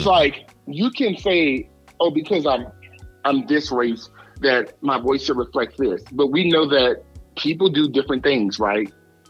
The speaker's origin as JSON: {"language": "English", "town": "New Orleans", "region": "Louisiana", "country": "United States", "tie": "born or raised there", "said": "I am from New Orleans, but I am from the projects of New Orleans. I was born in the St. Bernard Project. I was raised in the Magnolia Project. I grew up in the Ninth Ward."}